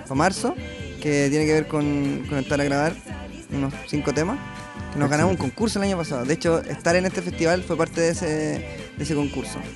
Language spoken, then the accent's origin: Spanish; Valparaíso, Chile; Somos de Valpo